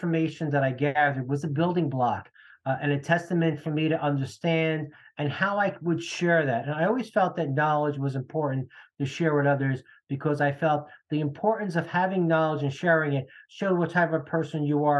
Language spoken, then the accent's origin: English; New Jersey, United States; I grew up in New Jersey in a middle-class family